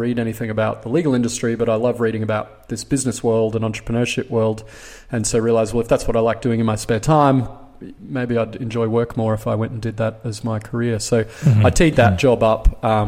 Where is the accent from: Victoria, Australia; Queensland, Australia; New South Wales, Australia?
Queensland, Australia; Brisbane; I grew up in Brisbane, studied commerce and law at University of Queensland